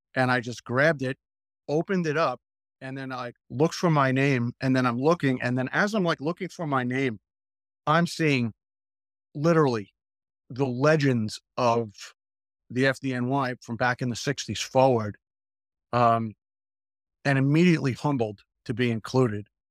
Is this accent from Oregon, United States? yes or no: no; Hicksville, New York, United States; I grew up in a town called Hicksville